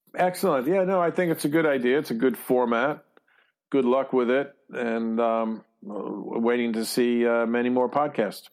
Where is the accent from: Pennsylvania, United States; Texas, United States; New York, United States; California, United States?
New York, United States; New York City; moved away; we're all from Brooklyn